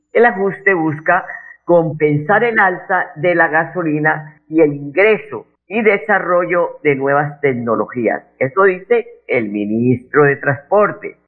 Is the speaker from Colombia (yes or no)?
yes; Colombia; los colombianos